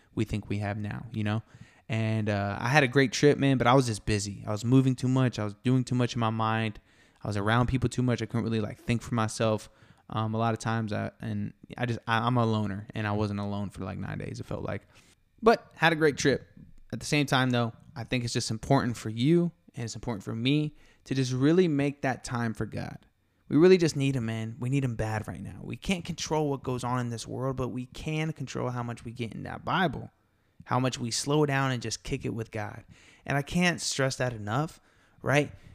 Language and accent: English; Tampa, Florida, United States; also born or lived in Miami, Florida; now in Texas, United States; I'm from Tampa, Florida, and I was born in Miami